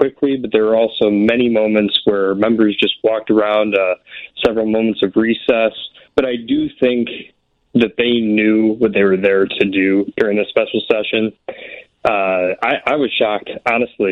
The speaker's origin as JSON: {"language": "English", "town": "Alsip", "region": "Illinois", "country": "United States", "tie": "born or raised there", "said": "I grew up in the Alsip area."}